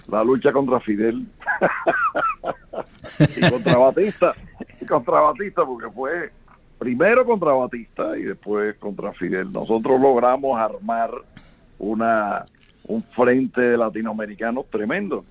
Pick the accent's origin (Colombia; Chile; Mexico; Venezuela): Venezuela; also born or lived in Cuba; now in United States; yo llegué a Venezuela a los nueve años. Yo prácticamente me crié en Venezuela